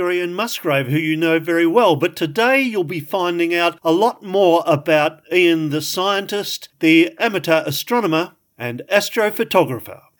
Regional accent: Brisbane, Queensland, Australia; I grew up in Brisbane. In fact, I grew up on what was at that time the outskirts of Brisbane.

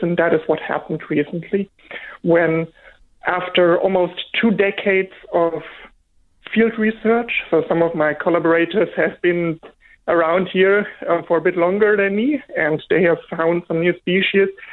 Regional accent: Germany; English is a second language; moved away as an adult; now in Australia; I grew up in, in Germany, as you may hear from my from my accent.

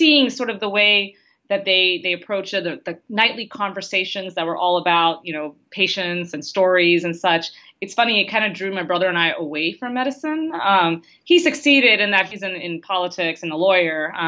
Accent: Houston, Texas, United States; also born or lived in St. Louis; I grew up in Houston

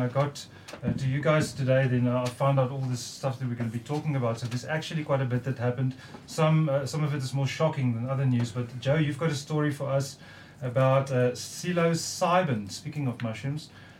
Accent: Cape Town, Western Cape, South Africa; I'm from Cape Town

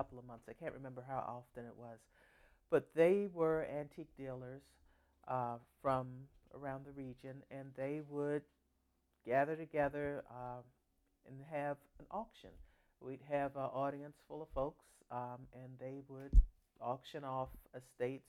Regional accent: Washington, District of Columbia, United States; now in Fort Washington, United States; I'm from Washington, D.C., currently in Fort Washington, Maryland.

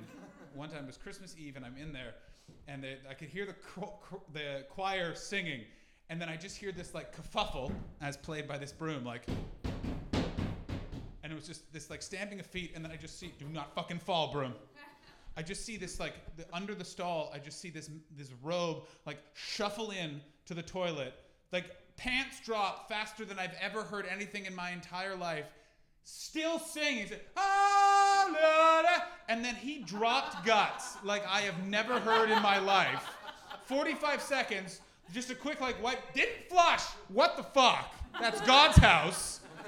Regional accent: Canada; Listen, I'm from Canada, where we drink responsibly because we've been told it's not running out.

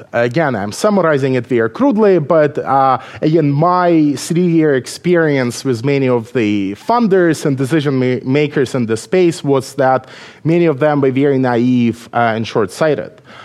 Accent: Belarus; English is a second language; moved away as an adult; now in United States; I was born in Belarus

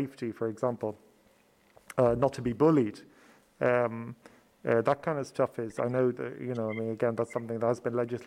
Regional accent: Ireland; as a Southerner

